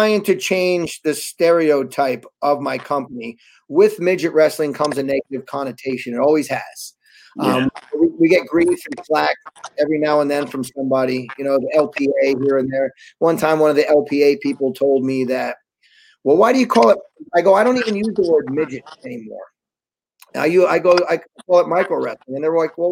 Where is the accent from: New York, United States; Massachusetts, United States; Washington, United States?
New York, United States; New York City; also born or lived in Wallkill, New York; I'm from New York. You know, I kind of, you know, I grew up back and forth with Lower East Side is where I was born. And, but I went to high school up in, upstate New York, you know, Walk Hill. But you know, I'm a New Yorker